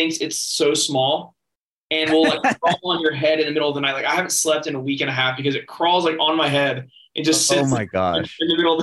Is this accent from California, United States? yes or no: no; Nashville, Tennessee, United States; also born or lived in St. Petersburg, Florida; So Nashville's my hometown. My dad's a songwriter. So I grew up in the business